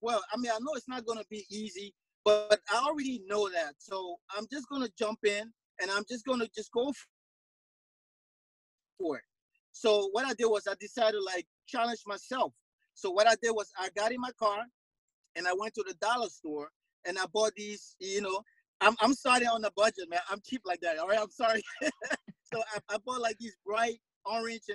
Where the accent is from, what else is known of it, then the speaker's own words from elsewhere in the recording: Monrovia, Montserrado, Liberia; moved away; I'm from Monrovia, Liberia, which is in West Africa. So I'm an immigrant to this country